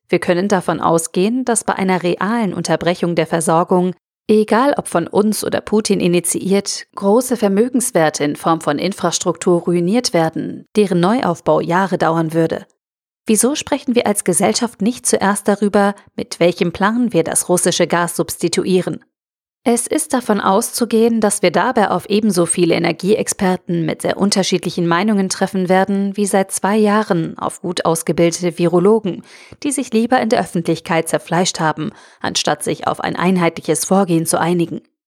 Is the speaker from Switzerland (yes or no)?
no; Germany; wir als Deutsche